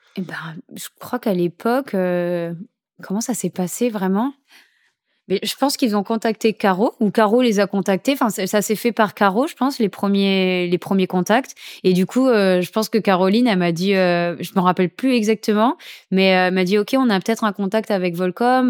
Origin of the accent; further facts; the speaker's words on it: St. Martin; depuis que je suis toute petite, je viens de Saint-Martin